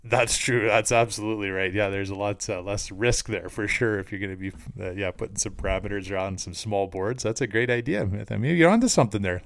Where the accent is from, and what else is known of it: Canada